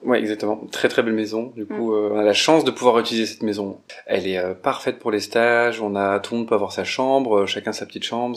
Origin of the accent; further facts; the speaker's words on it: Romans-sur-Isère, Auvergne-Rhône-Alpes, France; now in Lyon, France; à Romans-sur-Isère de là d'où je viens